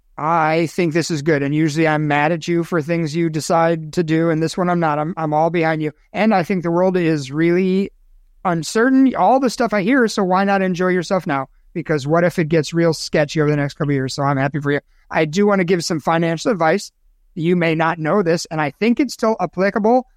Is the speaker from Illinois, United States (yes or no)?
yes; Chicago, Illinois, United States; moved away; cesspool, that's a really descriptive word for my hometown